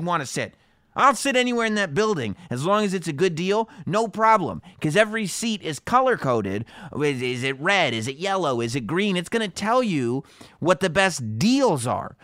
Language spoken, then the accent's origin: English; New York, United States; I'm from New York